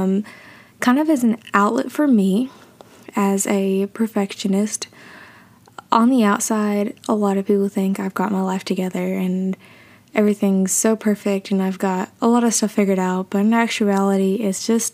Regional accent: Tennessee, United States; I am from Tennessee

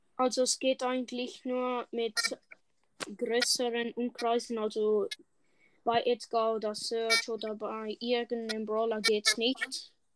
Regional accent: Switzerland; Ich bin eigentlich erst der Schweizer

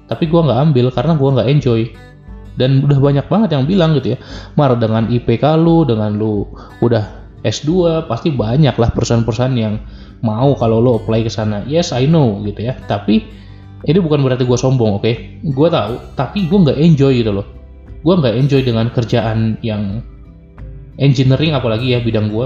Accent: Medan, North Sumatra, Indonesia; karena sekarang gue lagi rekaman di Medan, di kampung gue.

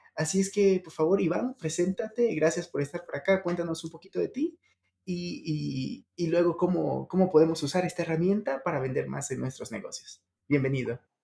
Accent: Ecuador; now in Mexico; él es del mismo país que yo, Ecuador, y yo estoy en México.

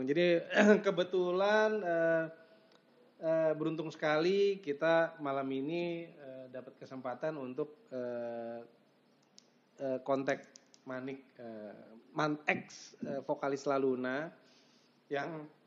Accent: Jakarta, Indonesia; Iya, gue sih sebagai anak Jakarta saat itu juga respect

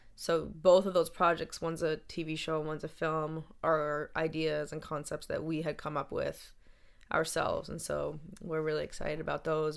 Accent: Boston, Massachusetts, United States; I was from Boston

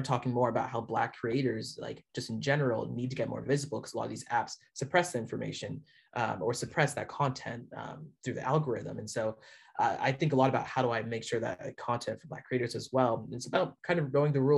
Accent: north of Seattle, Washington, United States; also born or lived in Canada; I live a little bit north of Seattle, is where I grew up

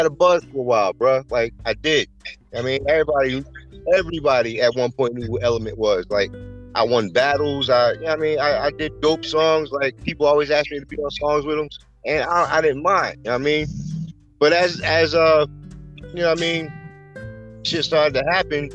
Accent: East Orange, New Jersey, United States; also born or lived in Newark, New Jersey; I grew up in East Orange.

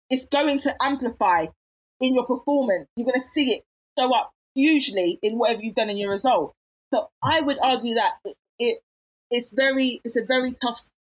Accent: England, United Kingdom; Even if I was raised in England, the blood is still hot.

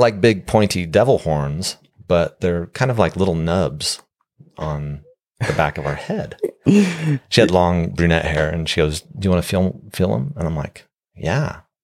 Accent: Steamboat Springs, Colorado, United States; now in Utah, United States; growing up in Steamboat, a small town

